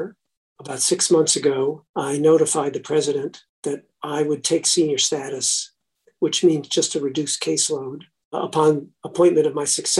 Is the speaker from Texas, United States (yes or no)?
no; Silver Spring, Maryland, United States; moved away as an adult; also born or lived in Washington, D.C. / Michigan / Chicago; I was born in Washington, D.C., March 1942. I grew up in Silver Spring, Maryland.